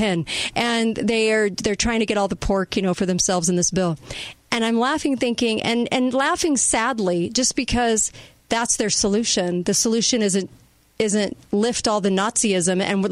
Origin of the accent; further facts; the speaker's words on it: United States; I'm an American